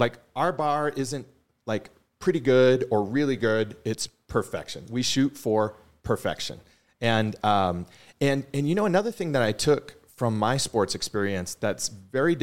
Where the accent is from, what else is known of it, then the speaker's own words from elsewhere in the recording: Boston, Massachusetts, United States; moved away; growing up in Boston